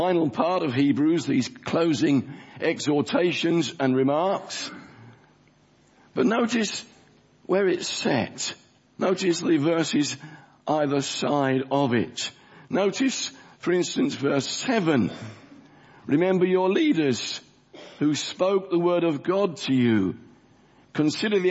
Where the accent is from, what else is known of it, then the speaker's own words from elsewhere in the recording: London, United Kingdom; The church I grew up in South Woodford, where I was converted as an 8-year-old boy